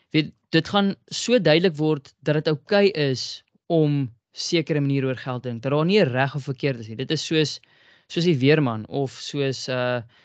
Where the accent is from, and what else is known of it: South Africa